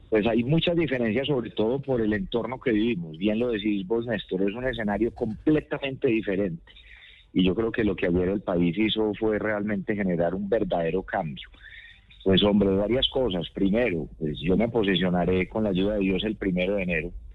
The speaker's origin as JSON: {"language": "Spanish", "country": "Colombia", "said": "somos muchos colombianos"}